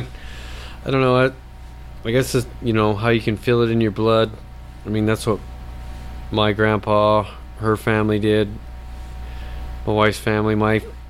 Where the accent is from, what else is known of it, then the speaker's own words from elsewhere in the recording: Utah, United States; moved away; I was born and raised in Utah